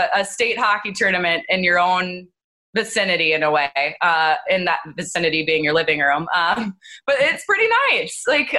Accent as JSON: {"language": "English", "region": "Minnesota", "country": "United States", "tie": "born or raised there", "said": "growing up in Minnesota"}